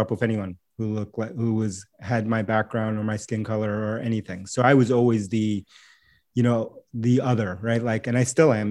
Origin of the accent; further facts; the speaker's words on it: New York City, New York, United States; first language Spanish; English is a second language; moved away as an adult; now in Boston, United States; I grew up in New York City, and so, and I live in Boston now